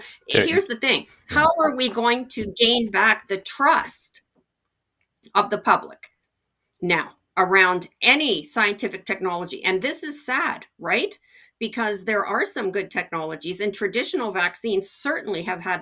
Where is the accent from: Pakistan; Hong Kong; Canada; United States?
Canada; as a Canadian